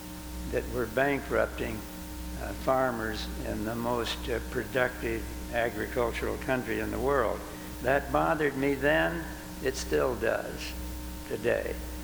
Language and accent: English; Mitchell, South Dakota, United States; We lived at Mitchell, South Dakota. That's been my hometown all of my life and still is.